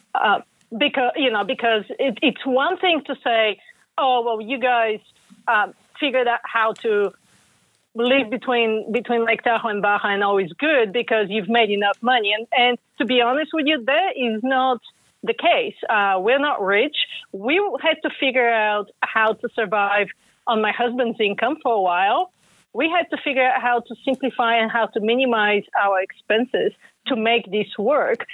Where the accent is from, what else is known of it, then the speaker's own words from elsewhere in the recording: Bulgaria; now in United States; I grew up in Bulgaria and then came to the U.S.